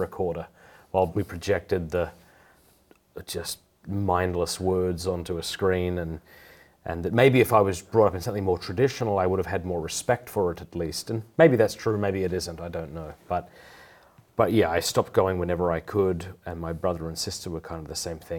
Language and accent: English; Port Pirie, South Australia, Australia; also born or lived in Sydney; I was raised in Port Pirie, South Australia